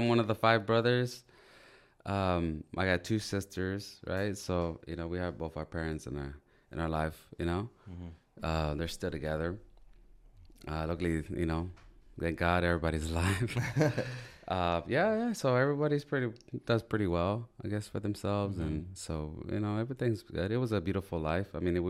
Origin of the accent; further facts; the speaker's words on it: Wilmington, California, United States; Well, I'm from Wilmington, California